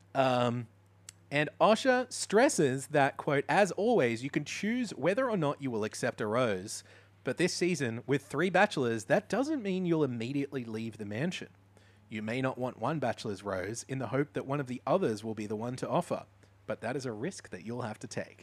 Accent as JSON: {"language": "English", "town": "Mooloolaba", "region": "Queensland", "country": "Australia", "tie": "born or raised there", "said": "near where I grew up in Moolombah"}